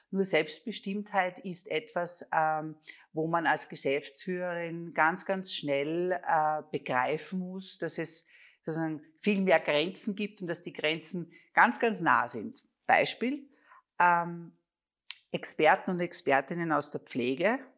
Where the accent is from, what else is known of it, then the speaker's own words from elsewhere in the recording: Linz, Upper Austria, Austria; Also ich komme aus Linz, mein Vater war Föstler, das war klar, du wirst Sekretärin in der Föst und gehst dort auch in Pension.